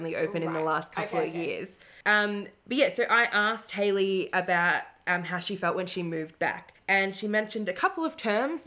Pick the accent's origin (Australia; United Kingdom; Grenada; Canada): Australia; Moe, Victoria; I was from Moi